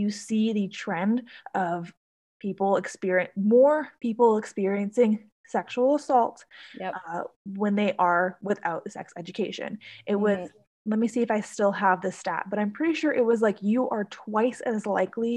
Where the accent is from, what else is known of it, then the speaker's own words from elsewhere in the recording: Hawaii, United States; I grew up in Hawaii